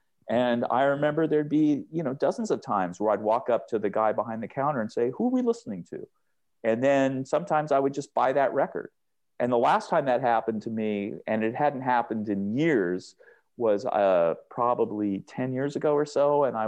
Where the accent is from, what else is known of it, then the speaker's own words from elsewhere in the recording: Seattle, Washington, United States; when I grew up in Seattle and in the University District on University Avenue and right around there, which runs just like a block off of the west side of campus